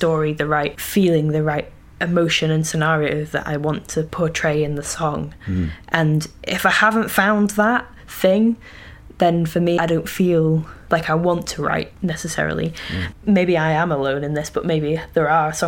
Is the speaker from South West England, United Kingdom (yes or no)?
no; Yorkshire Dales, Yorkshire and the Humber, United Kingdom; moved away; grew up really rurally in the Yorkshire Dales